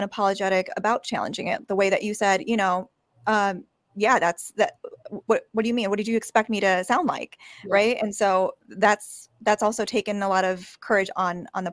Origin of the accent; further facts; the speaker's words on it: Chicago, Illinois, United States; I was born in Chicago